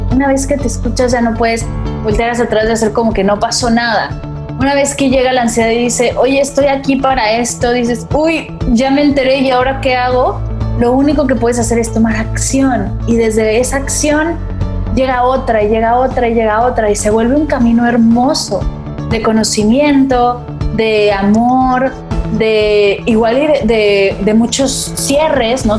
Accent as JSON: {"language": "Spanish", "country": "Mexico", "moved": "as an adult", "lives_now": "Barcelona, Spain", "said": "Me mudé para acá, soy mexicana, pero me mudé para acá para estudiarla"}